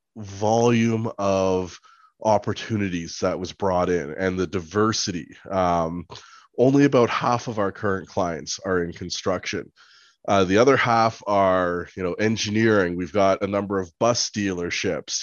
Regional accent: Nairobi, Kenya; I was born in Nairobi, Kenya

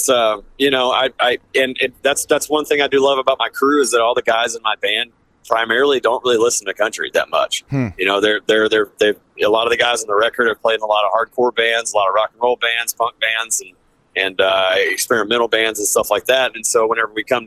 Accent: Deep South, United States; I'm from the Deep South, and I grew up listening to this kind of music

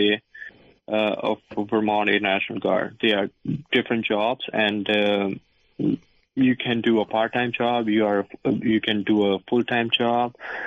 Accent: India; moved away as an adult; now in Fairfax, United States; I came from India. I worked over there as well.

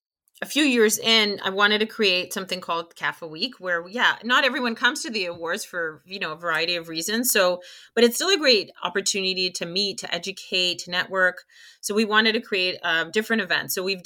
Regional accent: Canada; And again, we're Canadian, but we live in a global society.

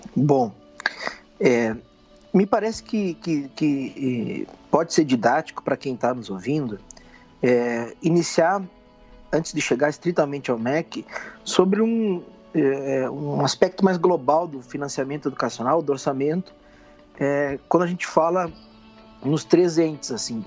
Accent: Alegrete, Rio Grande do Sul, Brazil; eu sou natural do Rio Grande do Sul, da fronteira oeste, de uma cidade chamada Alegrete

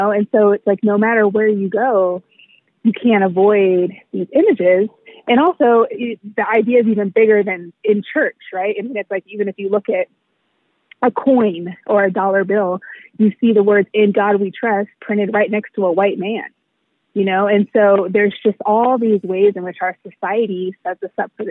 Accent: United States; I'm black and I've been black my whole life, um, but I was raised in America, white America. so even though um, I was raised in a black home, I was raised mostly in black church spaces.

